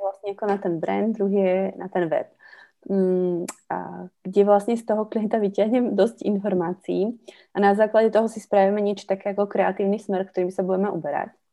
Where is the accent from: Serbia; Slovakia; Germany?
Slovakia; moved away as an adult; also born or lived in Czech Republic (born) / Havířov / Karviná; now in Czech Republic; A do nějaké doby v dětstve jsem prepínala, to znamená vlastně u české babičky český, na Slovensku slovenský.